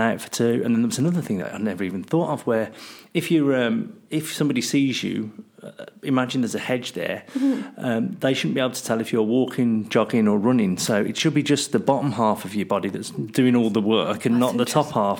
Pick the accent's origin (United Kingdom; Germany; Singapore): United Kingdom; I'm British